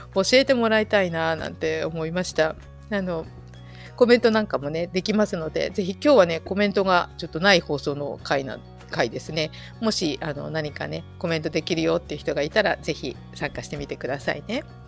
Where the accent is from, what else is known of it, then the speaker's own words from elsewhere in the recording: Saitama, Japan; now in Fukushima, Japan; で私は埼玉で育ったんですけれど